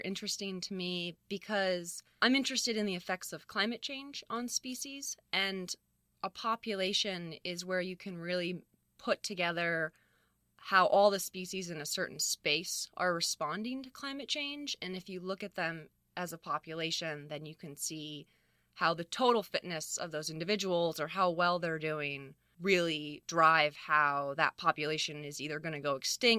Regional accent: Fairfax, California, United States; So I spent a lot of time on my own just sort of roaming the hills of Marin County. Yeah, I grew up sort of near Fairfax, which has a ton of open space, and out in Geronimo Valley, and it's beautiful.

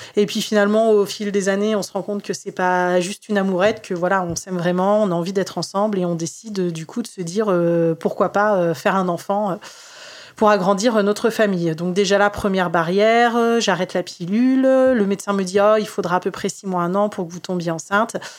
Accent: Tours, Centre-Val de Loire, France; moved away as an adult; now in near Orléans, France; je suis née moi euh, à Tours

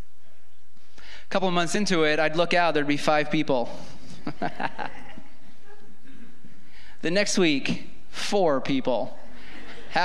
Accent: New York, United States; I grew up in New York, lived in New York my entire life.

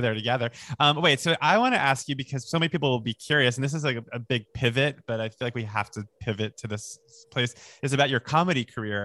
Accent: Long Island, New York, United States; where I grew up on Long Island

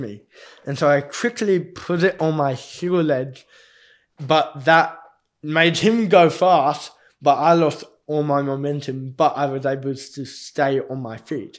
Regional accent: Australia; I also got the privilege of being the captain of the Australian Paralympic team

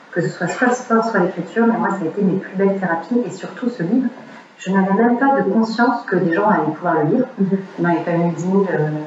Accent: Montreal, Quebec, Canada; on habite à Montréal, je suis née au Canada.

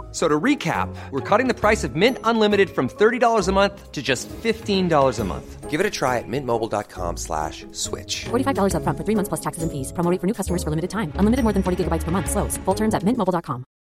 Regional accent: Kabylie, Algeria; je suis d'origine pauvre, puisque je suis né en Algérie

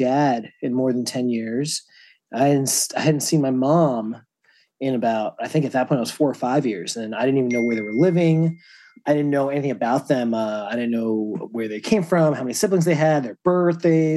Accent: New Jersey, United States; also born or lived in Lowell, Massachusetts; I was born in Lowell, Massachusetts. I mostly grew up in New Jersey. I moved to New Jersey when I was like 3 or 4.

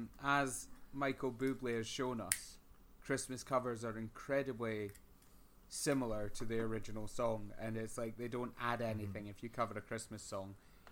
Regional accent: Motherwell, Scotland, United Kingdom; we're going to have some drugs because we're from Motherwell and that's sort of ingrained in us.

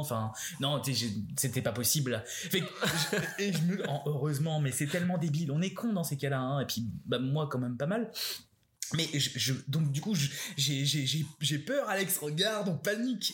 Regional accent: France; now in Montreal, Canada; en tant que Français

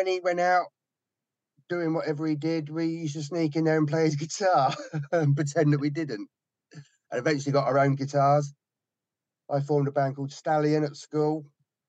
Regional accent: Portsmouth, South East England, United Kingdom; I was born in Portsmouth in 1965

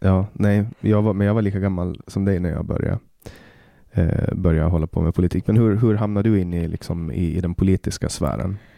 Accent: Åland Islands; moved away as an adult; now in Stockholm, Sweden; hemma på Åland

